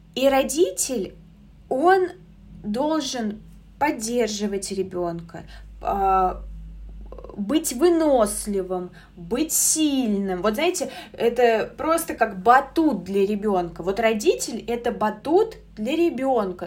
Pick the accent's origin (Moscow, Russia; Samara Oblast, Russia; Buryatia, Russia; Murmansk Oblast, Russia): Samara Oblast, Russia; Samara; я сама из Самары